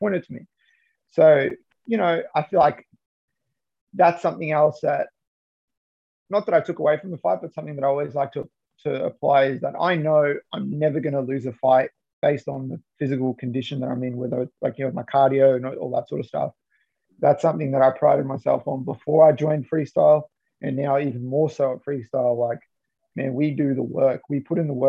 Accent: Johannesburg, Gauteng, South Africa; moved away; I'm originally, I was born in Johannesburg in South Africa.

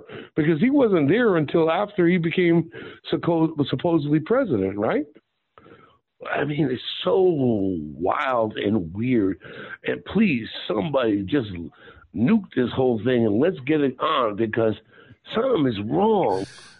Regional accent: Vero Beach, Florida, United States; though. I'm from Vero Beach, Florida.

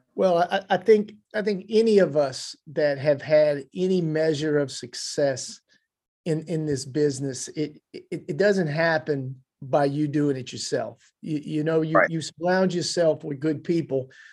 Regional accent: Louisiana, United States; I, am a Louisiana boy

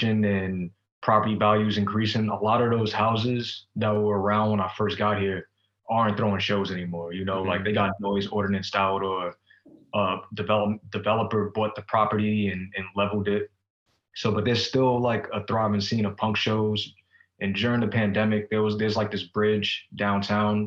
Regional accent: New York, United States; moved away as an adult; now in Seattle, United States; originally I am from New York. I'm from East Harlem.

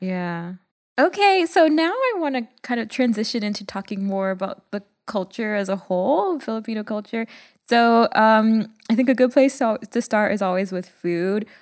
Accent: Jamaica; from a third world country in, in Jamaica

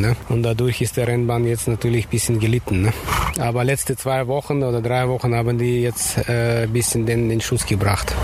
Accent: Kyrgyzstan; now in Cologne, Germany; ich komme aus Kirgisien. Das ist natürlich 4000 Kilometer weg noch von Russland, ne? wenn man so berechnet. Ich komme fast aus der Grenze China

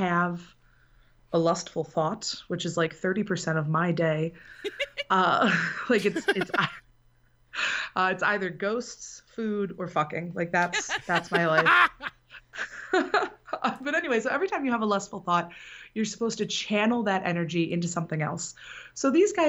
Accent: Benton Harbor, Michigan, United States; I am from Benton Harbor, Michigan, which is in the southwest corner of the state

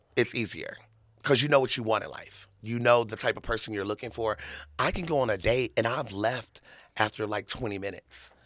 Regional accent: Murfreesboro, Tennessee, United States; now in Las Vegas, United States; I was born in Tennessee

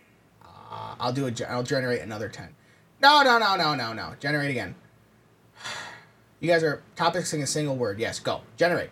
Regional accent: Michigan, United States; We're Michigan. We're from Michigan.

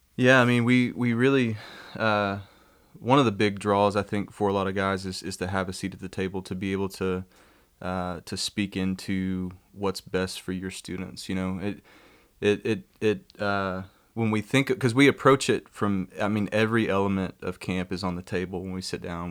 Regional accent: Kermit, Texas, United States; I grew up in Kermit

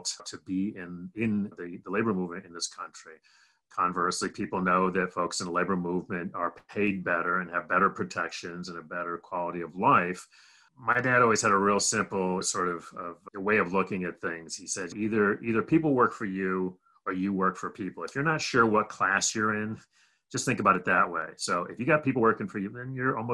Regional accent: Rochester, New York, United States; also born or lived in Berkeley, California; I grew up mostly in upstate New York, a little town called Rochester, New York

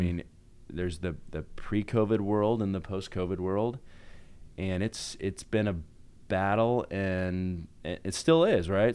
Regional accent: Salt Lake City, Utah, United States; moved away as an adult; also born or lived in Buffalo, New York; I grew up in Salt Lake in Utah

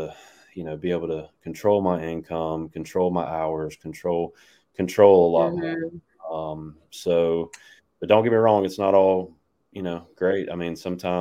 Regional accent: Dothan, Alabama, United States; also born or lived in Auburn, Alabama; now in Pelham, United States; I'm from Dothan, Alabama. Went to school and everything there, graduated high school

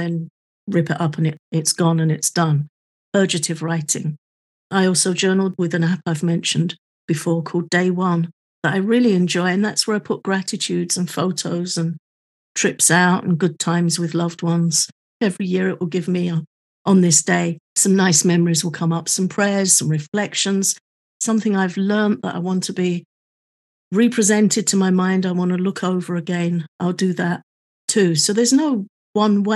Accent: United Kingdom; I'm also British

